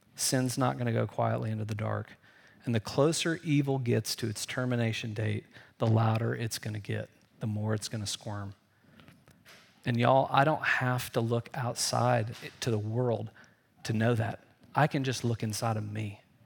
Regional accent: Indiana, United States; I grew up in Indiana, so there, you know, we were always afraid of tornadoes in the Midwest

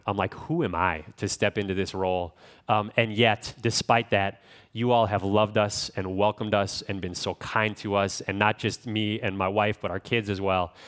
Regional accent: Midwest, United States; I'm from the Midwest, so I don't sound like an Australian

